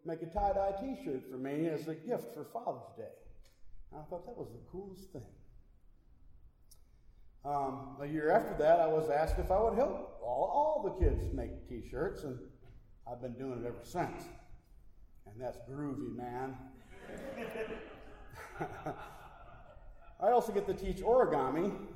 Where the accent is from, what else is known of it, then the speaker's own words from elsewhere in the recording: Milwaukee, Wisconsin, United States; my hometown of Milwaukee